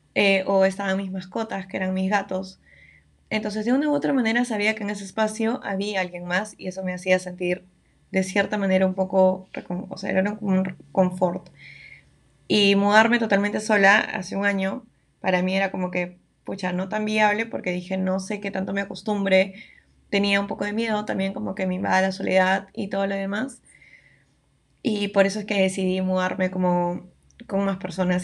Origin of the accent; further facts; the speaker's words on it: Lima, Peru; yo vivo en Lima, yo soy de Lima, siempre he vivido acá